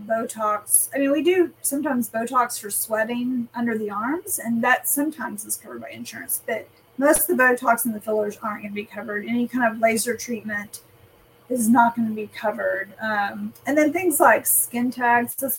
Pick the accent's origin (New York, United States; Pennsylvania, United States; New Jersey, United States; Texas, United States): Texas, United States; West; also born or lived in Dallas, Texas / Chicago, Illinois; I'm a West Texas girl